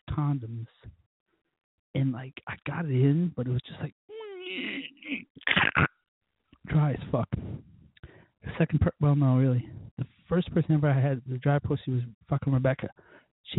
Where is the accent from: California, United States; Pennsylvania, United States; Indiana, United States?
Pennsylvania, United States; Scranton; I'm from a very small community called Scranton, Pennsylvania